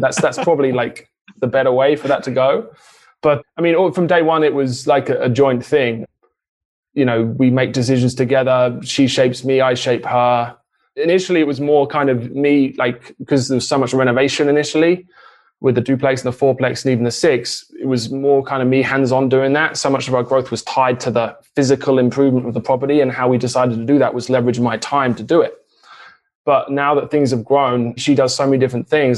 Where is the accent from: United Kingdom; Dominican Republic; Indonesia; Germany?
United Kingdom; England; moved away as an adult; now in United States; I was born and raised in England, but moved to the US to get married.